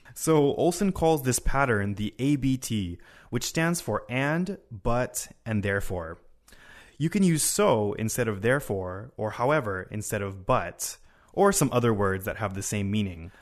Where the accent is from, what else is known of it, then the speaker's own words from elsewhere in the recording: Honolulu, Hawaii, United States; now in Japan; I'm 25 years old, and I'm from Honolulu, Hawaii.